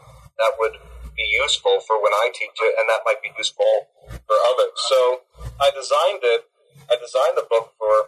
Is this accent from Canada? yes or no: yes; Barrie, Ontario, Canada; moved away as an adult; also born or lived in New Haven, Connecticut / Cambridge, Massachusetts / Montreal / Missouri; now in Sudbury, Canada; I'm Canadian from Barrie, Ontario